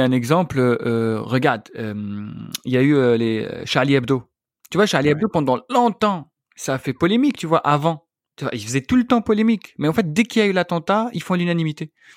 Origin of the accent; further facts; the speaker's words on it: Algeria; moved away; je suis algérien